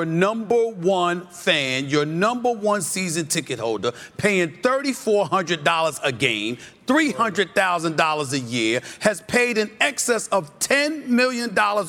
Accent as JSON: {"language": "English", "region": "New York", "country": "United States", "said": "But I'm a New Yorker"}